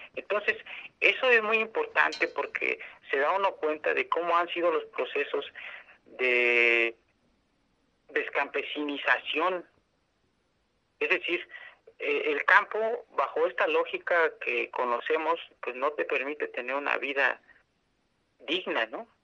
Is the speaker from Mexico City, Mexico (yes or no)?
no; San Salvador Atenco, State of Mexico, Mexico; soy de la comunidad de San Salvador Atenco